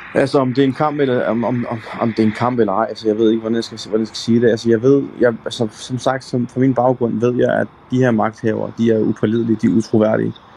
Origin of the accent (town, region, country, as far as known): Denmark; born or raised there